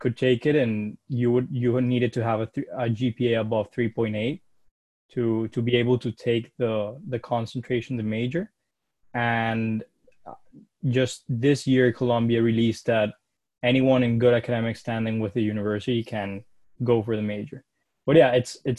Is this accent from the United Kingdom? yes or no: no; Caracas, Capital District, Venezuela; moved away as an adult; I was born in Caracas, Venezuela, and I lived there my whole life